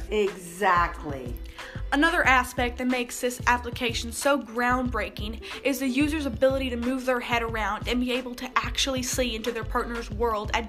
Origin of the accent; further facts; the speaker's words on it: South Carolina, United States; I'm from South Carolina.